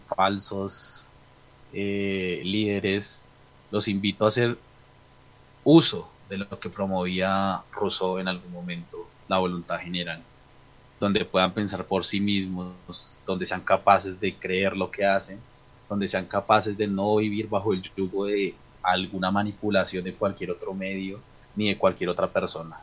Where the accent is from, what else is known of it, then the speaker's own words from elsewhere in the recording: Colombia; nuestro país